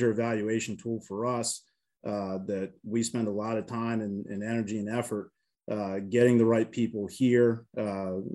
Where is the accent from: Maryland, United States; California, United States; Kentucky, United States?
Maryland, United States; Baltimore; now in Manhattan, Kansas, United States; I'm originally from Baltimore, Maryland. I grew up in a pro town